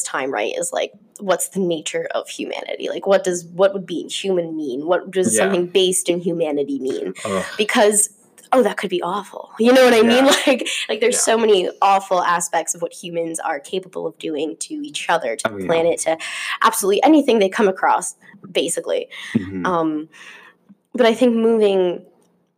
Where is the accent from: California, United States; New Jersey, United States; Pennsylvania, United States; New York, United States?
New Jersey, United States; Vernon; I'm from a very like mountainy, woodsy town. So mm-hmm. all you did was go outside. Like we were a resort town. I'm from Vernon, New Jersey